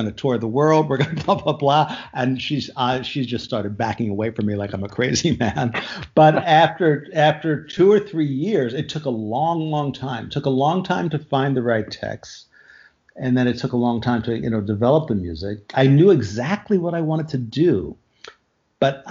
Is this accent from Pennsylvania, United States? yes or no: yes; outside of Philadelphia, Pennsylvania, United States; moved away; also born or lived in New York / Yerevan, Armenia; I was born in America, grew up outside of Philadelphia, moved to New York fairly early on